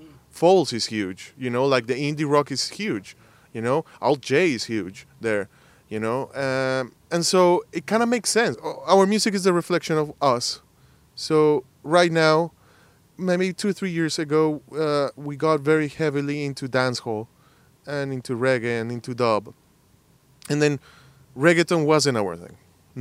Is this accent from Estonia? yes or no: no; Bogotá, Colombia; moved away as an adult; now in United States; we're from Colombia and our music has been complete in English. We are part of like the MTV generation in Bogota.